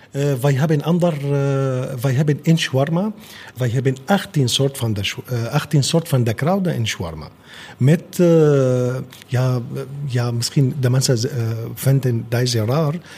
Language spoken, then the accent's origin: Dutch; Damascus, Damascus Governorate, Syria; Dutch is a second language; moved away as an adult; now in Netherlands; ik kom uit Syrië, uh, in hoofdstad Damascus